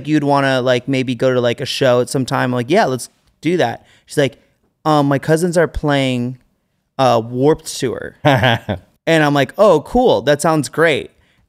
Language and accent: English; California, United States; I'm from the Bay Area.